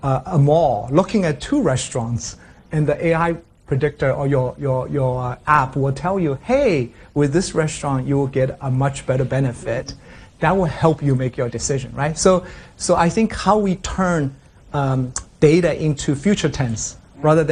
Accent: China; moved away; also born or lived in United States; I grew up in China. I went to the U.S.

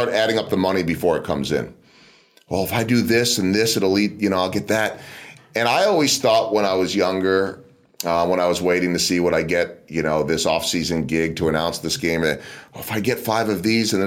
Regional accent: outside of Philadelphia, Pennsylvania, United States; born or raised there; moved away; also born or lived in Chicago

